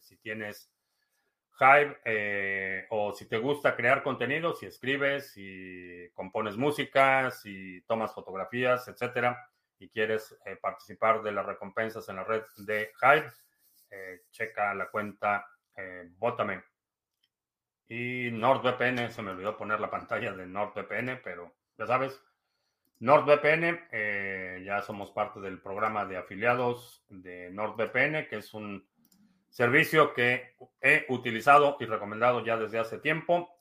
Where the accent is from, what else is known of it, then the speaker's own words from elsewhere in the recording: Mexico; now in United States; Soy de México, sí, soy de México, pero vivo en Estados Unidos desde hace